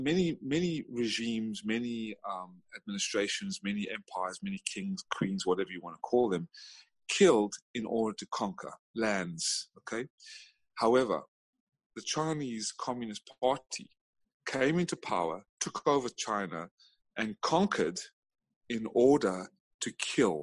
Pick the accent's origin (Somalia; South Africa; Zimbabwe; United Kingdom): South Africa; now in United States; I was born in South Africa. I immigrated to America